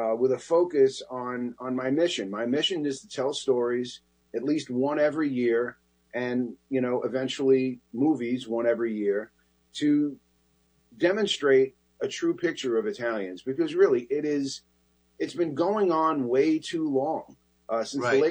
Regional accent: New York City, New York, United States; I grew up in that Bronx neighborhood that I describe in the book

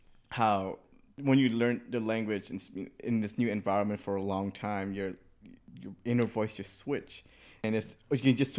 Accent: United States; I grew up here in the United States, you know, high school, freshman year, all the way through.

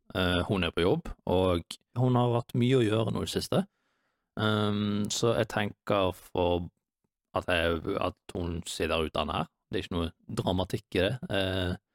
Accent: Bergen, Vestland, Norway; moved away; hjem til Bergen, der jeg er fra

